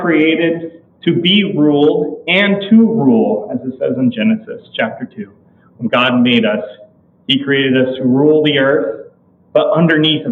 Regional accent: California, United States; Growing up in California

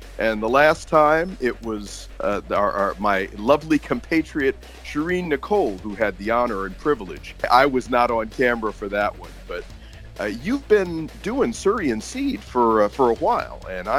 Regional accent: New Jersey, United States; we are both from New Jersey.

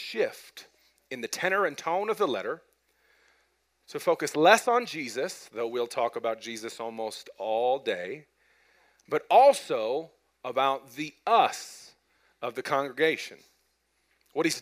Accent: Broomfield, Colorado, United States; I grew up in Broomfield

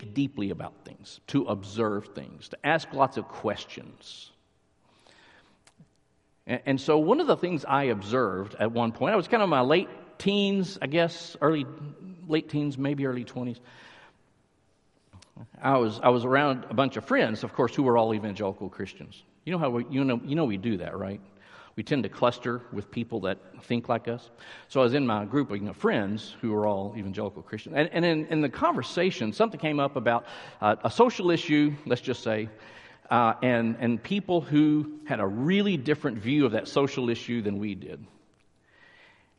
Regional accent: Littlefield, Texas, United States; now in McKinney, United States; I was raised near Lubbock, a small town. Littlefield is the town

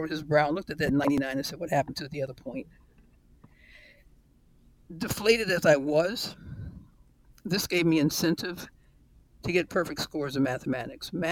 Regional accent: New York, United States; my life in New York was growing up with the American dream.

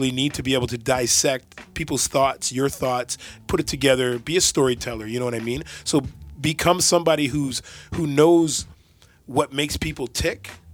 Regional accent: Oshawa, Ontario, Canada; I went to school with him. We went to school right here in Oshawa

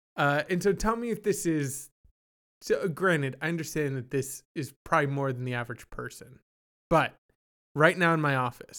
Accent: Canada; born there; And I was born in Canada. We snack differently up there.

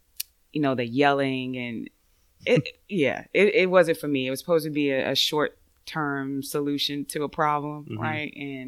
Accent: Norfolk, Virginia, United States; moved away as an adult; I grew up in Norfolk, Virginia.

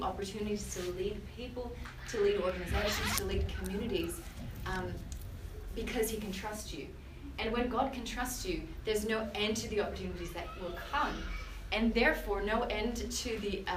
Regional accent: Canada; moved away as an adult; now in Australia; I'm from Canada

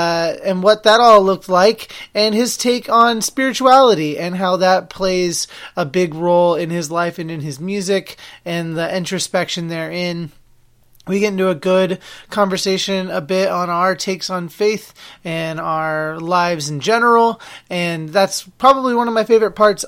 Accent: Salem, Oregon, United States; moved away as an adult; also born or lived in Corvallis, Oregon; now in Massachusetts, United States; I am actually from Salem, Oregon, which is the capital of Oregon.

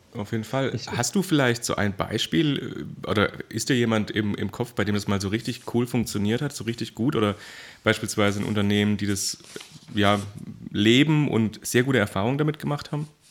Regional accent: Baden-Württemberg, Germany; ich komme ja auch quasi aus dem Großraum, äh, also in Baden-Württemberg

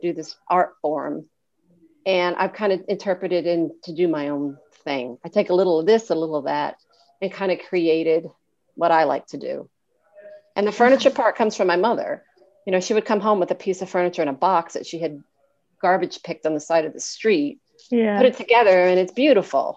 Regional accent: Appalachia, Kentucky, United States; When I was young, I grew up in Appalachia. I grew up in Kentucky

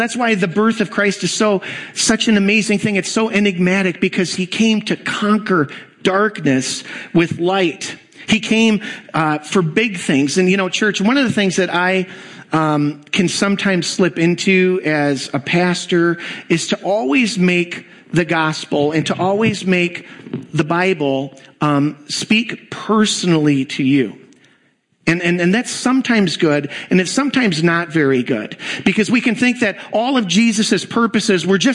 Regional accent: Kenosha, Wisconsin, United States; I grew up in Kenosha, Wisconsin

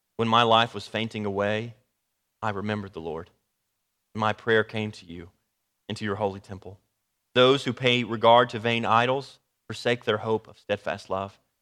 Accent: Dallas, Texas, United States; I'm from the Dallas area

